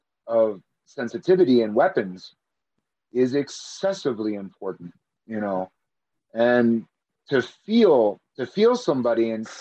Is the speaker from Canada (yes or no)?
yes; Canada; I'm from Canada